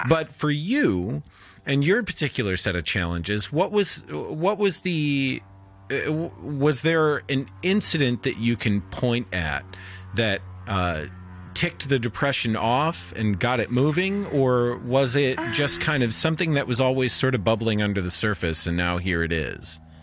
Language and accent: English; Michigan, United States; I grew up in Michigan